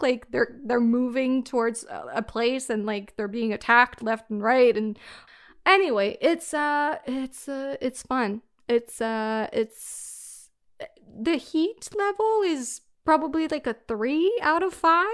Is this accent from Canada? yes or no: yes; Canada; I'm Canadian